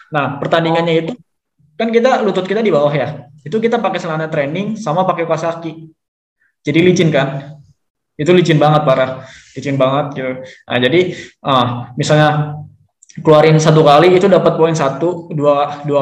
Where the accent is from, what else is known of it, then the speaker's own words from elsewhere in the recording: Bogor, West Java, Indonesia; nah kebetulan dari gua dari Kabupaten Bogor yang bisa ngelain Kabupaten Barung Barat tuh cuma satu orang